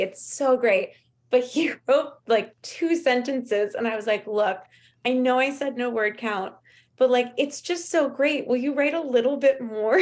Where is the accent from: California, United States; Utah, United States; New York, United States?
California, United States; Los Angeles; growing up in Los Angeles